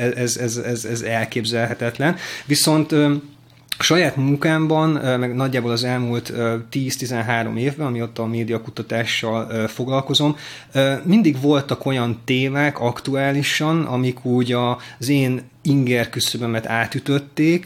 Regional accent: Hungary; én vidéken nőttem fel

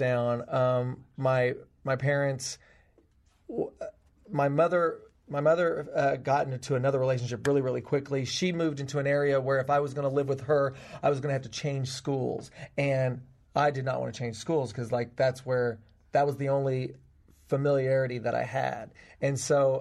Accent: Tennessee, United States; I'm from Tennessee. I grew up on a farm in Tennessee.

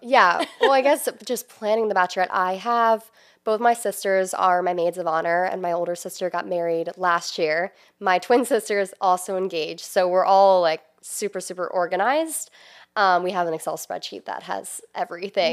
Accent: New Jersey, United States; moved away as an adult; now in Maryland, United States; I'm originally from South Jersey. I ended up here because I went to University of Maryland, and then I just stayed in the area.

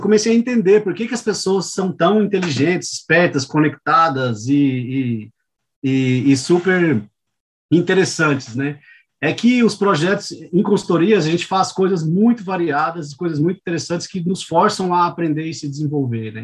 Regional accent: Goiânia, Goiás, Brazil; moved away as an adult; now in São Paulo, Brazil; Eu sou natural de Goiânia, é, eu nasci e fui criado em Goiânia

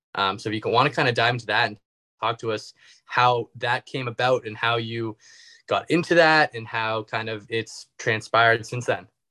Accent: Canada; being Canadian

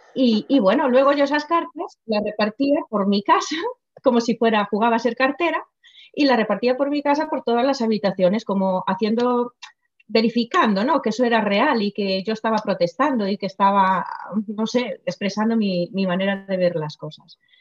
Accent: Galicia, Spain; first language Galician; Spanish is a second language; donde yo nací, o sea, mi pueblo, Idul

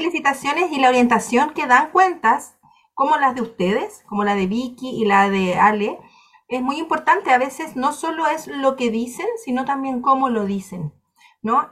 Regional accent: Chile; de Chile

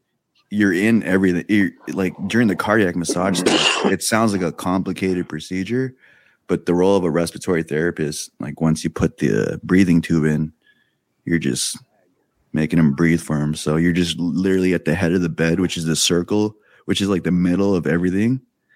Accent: Philippines; one of the talking points I wanted to bring up here, I'm excited to bring up, is being Filipino.

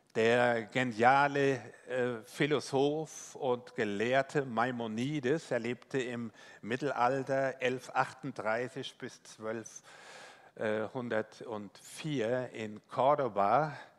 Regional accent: Rhineland-Palatinate, Germany; accent: Palatinate; ich bin äh, gebürtiger Pfälzer, also wenn Sie überlegen, Mensch, äh, wie nuschelt er, wie Boris Becker einst. Äh, ja, ich habe mir das nicht abgewöhnt bis heute

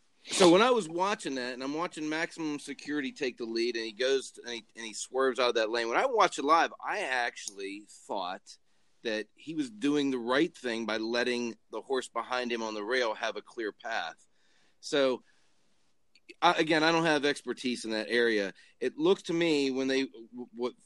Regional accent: Pittsburgh, Pennsylvania, United States; I'm from Pittsburgh

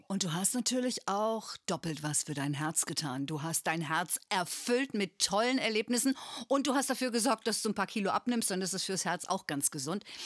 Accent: Bremen, Germany; ich bin in Bremen aufgewachsen

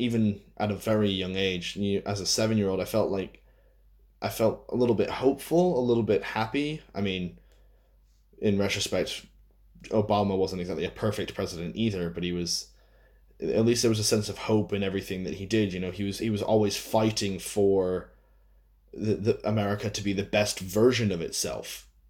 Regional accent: United States; I am an American

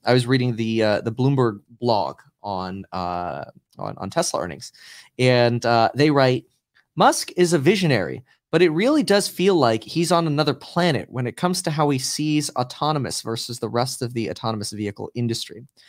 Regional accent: Germany; now in California, United States; I was born in Germany and I live in California

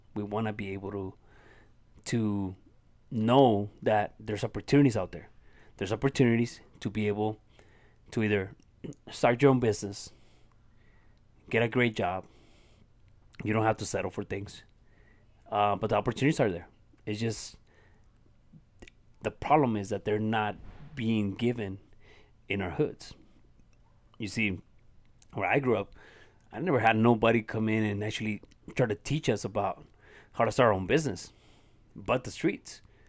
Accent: Ciudad Juarez, Chihuahua, Mexico; English is a second language; where I grew up here in Ciudad Juarez, Mexico. And I grew up in an environment that taught me how to become a violent person

